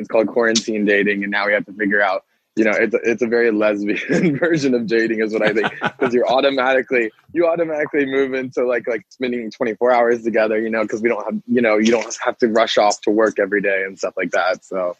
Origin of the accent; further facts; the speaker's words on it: Pensacola, Florida, United States; moved away as an adult; now in Los Angeles, United States; I was born and raised in Pensacola, and I went to college straight out of high school out in South Carolina, and ended up moving back to Florida